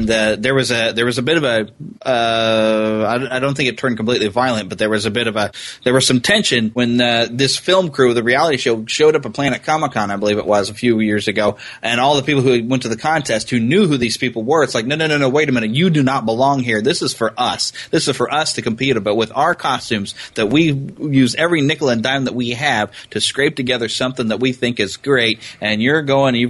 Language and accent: English; United States; I'm pure American